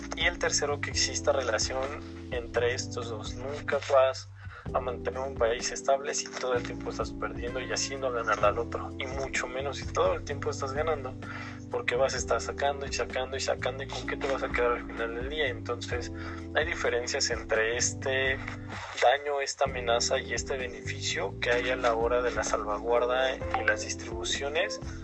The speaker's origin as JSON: {"language": "Spanish", "country": "Mexico", "said": "yo como mexicano"}